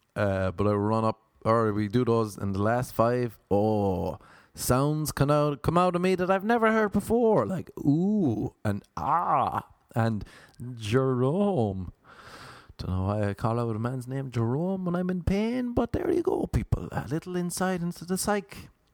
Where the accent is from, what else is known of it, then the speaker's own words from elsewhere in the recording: Ireland; moved away as an adult; now in Los Angeles, United States; As an Irish man